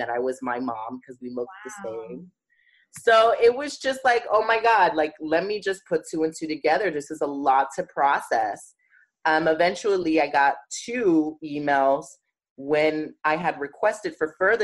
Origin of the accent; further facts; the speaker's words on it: New York City, New York, United States; I grew up in Bed-Stuy